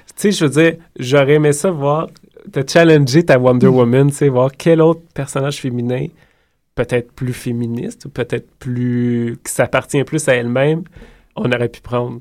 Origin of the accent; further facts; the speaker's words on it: Quebec, Canada; en tant que Québécois